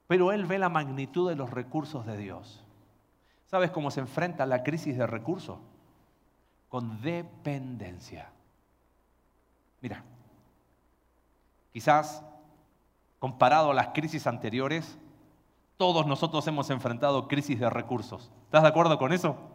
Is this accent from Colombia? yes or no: no; Valparaíso, Chile; Vengo de Puerto y eh, todavía en la ciudad de donde yo soy gritan en el puerto, en los cerros, pescado ahumado y el olor es intenso. Pero como buen porteño, a mí me gusta.